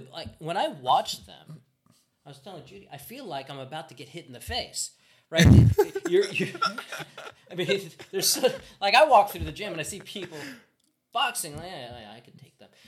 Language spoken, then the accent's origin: English; United States; moved away; I come from America.